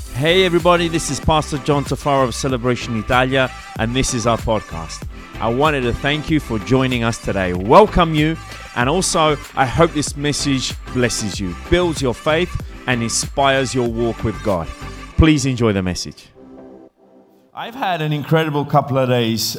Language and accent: English; England, United Kingdom; accent: English; moved away; also born or lived in Italy; I grew up in England